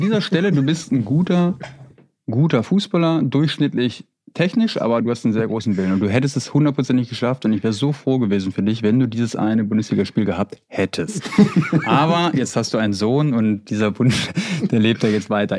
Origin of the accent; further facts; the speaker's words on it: Bad Oeynhausen, North Rhine-Westphalia, Germany; ich komme aus Bad Oeynhausen in Ostwestfalen